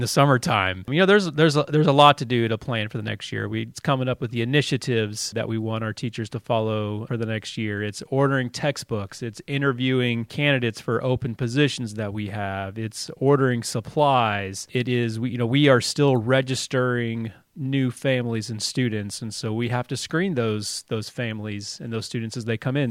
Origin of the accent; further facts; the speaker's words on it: Dallas, Texas, United States; moved away as an adult; also born or lived in Mississippi; now in Columbus, Indiana, United States; I'm from Texas